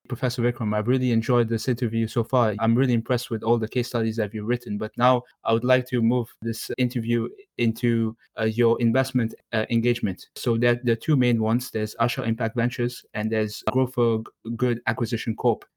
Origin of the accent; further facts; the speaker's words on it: Mauritius; I'm from Mauritius, but I'm also of Indian origin